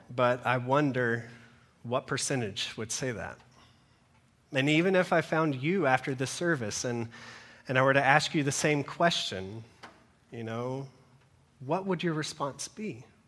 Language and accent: English; Georgia, United States; moved away; I'm originally from Georgia